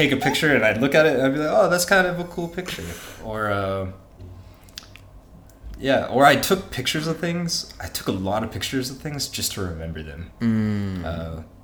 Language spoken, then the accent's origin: English; Amarillo, Texas, United States; also born or lived in Canyon, Texas; I was born and raised in Amarillo and went to school in Canyon